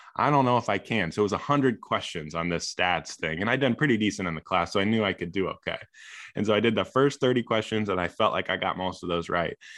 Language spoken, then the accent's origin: English; Illinois, United States; I grew up in Illinois